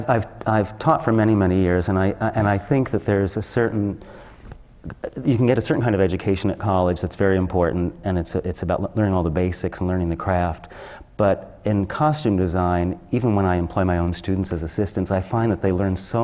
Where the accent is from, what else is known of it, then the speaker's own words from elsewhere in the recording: outside of New York, United States; also born or lived in Boston; I grew up outside of New York and had seen Broadway shows starting as a kid